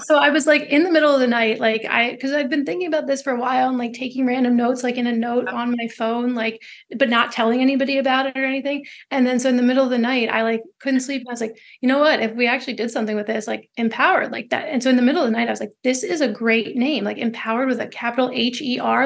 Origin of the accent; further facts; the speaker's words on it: Philadelphia, Pennsylvania, United States; moved away; I'm from the Philly area originally.